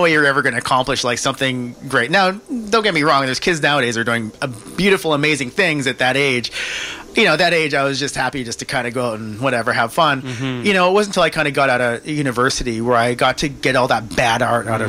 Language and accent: English; Kelowna, British Columbia, Canada; now in Vancouver, Canada; I grew up in Kelowna